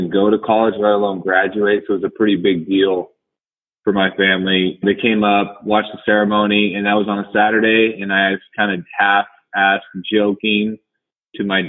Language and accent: English; Caldwell, Idaho, United States; also born or lived in Oregon; I grew up in Idaho around the Boise area in a town called Caldwell